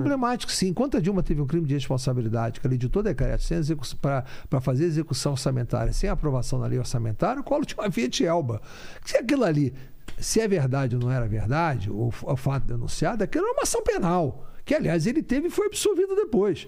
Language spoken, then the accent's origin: Portuguese; Rio de Janeiro, Brazil; nasci no Rio de Janeiro. Meu pai teve muito envolvimento com política